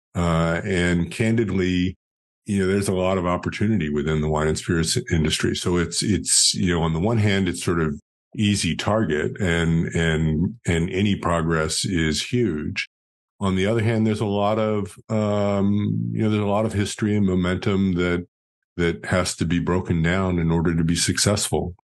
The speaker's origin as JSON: {"language": "English", "town": "New York City", "region": "New York", "country": "United States", "tie": "born or raised there", "also_born_or_lived": "Rhode Island", "moved": "as an adult", "lives_now": "Dallas, United States", "said": "I grew up in Greenwich Village in New York City"}